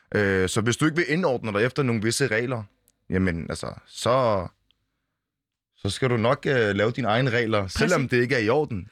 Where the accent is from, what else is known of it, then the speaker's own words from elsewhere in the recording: Bolsmose, Funen, Southern Denmark, Denmark; now in Copenhagen, Denmark; jeg er født i Bolsmose